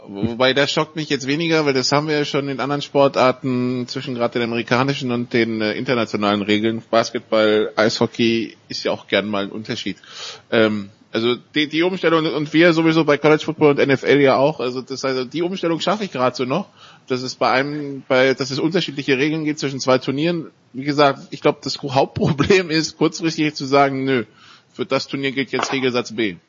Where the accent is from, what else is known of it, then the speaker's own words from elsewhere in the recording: France; moved away; als Franzose